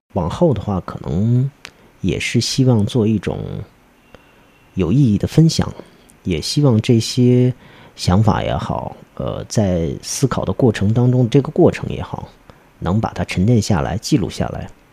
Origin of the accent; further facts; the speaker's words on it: China; 虽然我们也是中国人